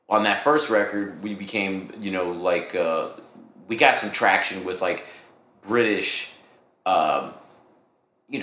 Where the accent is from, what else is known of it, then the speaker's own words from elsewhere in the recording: Cincinnati, Ohio, United States; I'm from Cincinnati